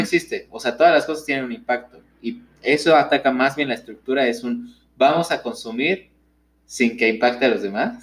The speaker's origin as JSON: {"language": "Spanish", "country": "Mexico", "said": "como mexicano"}